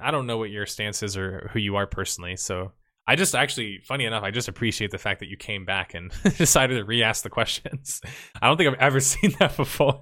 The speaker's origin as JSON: {"language": "English", "country": "United States", "said": "I'm American too"}